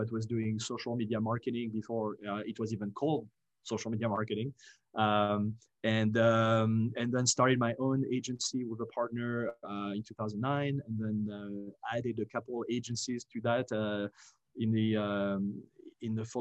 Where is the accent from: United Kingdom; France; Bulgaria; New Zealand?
France; English is a second language; moved away as an adult; also born or lived in Paris / United States; I grew up in France, went to business school in the US after college in Paris